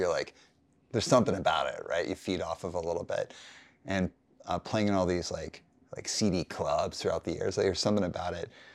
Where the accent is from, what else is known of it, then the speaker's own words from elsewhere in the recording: Calgary, Alberta, Canada; I grew up in Calgary